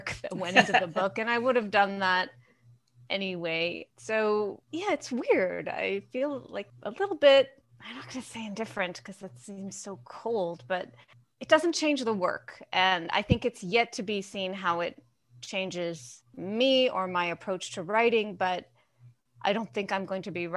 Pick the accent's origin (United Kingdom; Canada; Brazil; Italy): Canada; Thunder Bay, Ontario; also born or lived in Sudbury, Ontario; now in Guelph, Canada; But I was born in Thunder Bay.